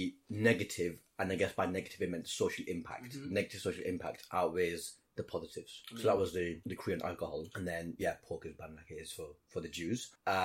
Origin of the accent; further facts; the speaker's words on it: Blackburn, North West England, United Kingdom; Blackburn, Lancashire.